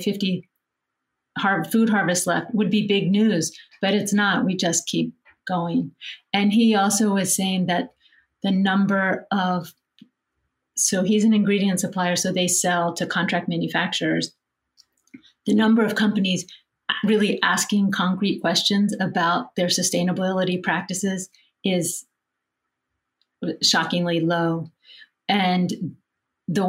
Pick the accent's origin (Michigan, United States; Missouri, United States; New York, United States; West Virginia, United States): West Virginia, United States; I'm from West Virginia